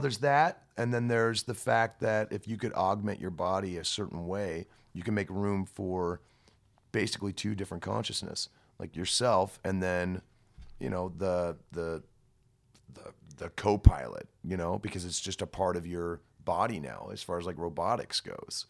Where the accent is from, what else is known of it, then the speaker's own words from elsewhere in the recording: United States; as an American